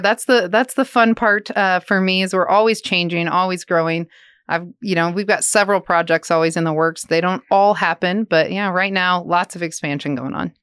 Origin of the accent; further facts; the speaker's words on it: Lawrence, Kansas, United States; moved away as an adult; now in Manhattan, Kansas, United States; I'm from Lawrence. grew up just outside of Lawrence, actually a small town